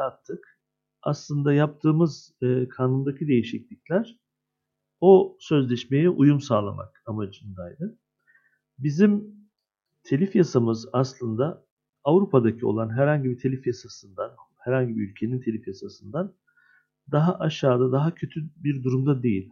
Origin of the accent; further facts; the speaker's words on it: Adana, Turkey; 52 yaşındayım, Adana doğumluyum.